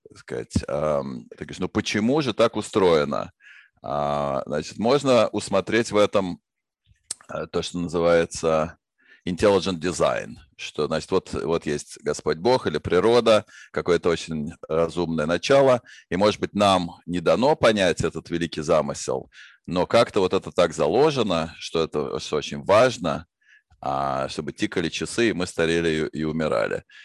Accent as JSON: {"language": "Russian", "region": "Moscow", "country": "Russia", "tie": "born or raised there", "said": "Я родился в Москве в семье ученых"}